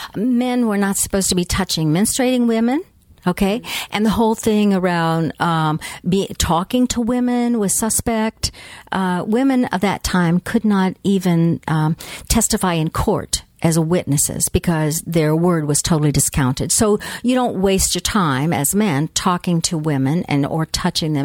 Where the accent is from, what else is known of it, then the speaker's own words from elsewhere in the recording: United States; we as American North Americans